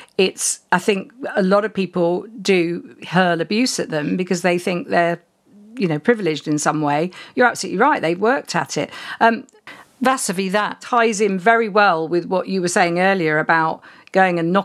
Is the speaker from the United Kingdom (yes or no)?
yes; United Kingdom; being a Brit